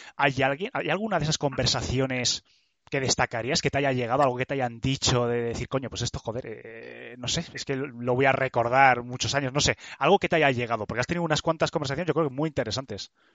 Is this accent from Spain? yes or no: yes; Burgos, Castile and León, Spain; en Burgos, que es de donde soy